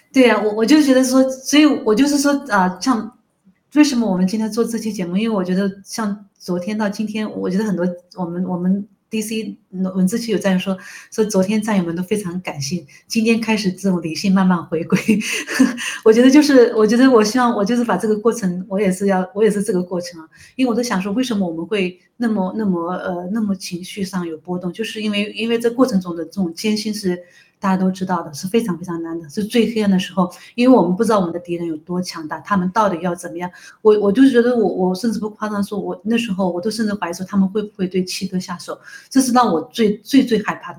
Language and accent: Chinese; China; 中国人本来是神州大地